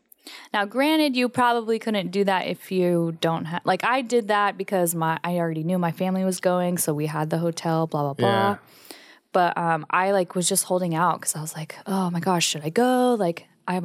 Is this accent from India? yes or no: no; Philippines; Filipino because they're Pacific Islanders. You know, there's a lot of Filipinos that live in Hawaii, like that moved from the Philippines to Hawaii.